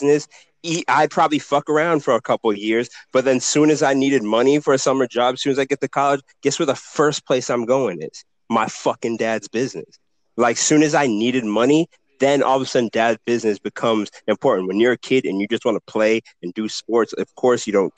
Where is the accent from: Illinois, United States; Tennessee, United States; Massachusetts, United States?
Massachusetts, United States; Boston; I'm from Boston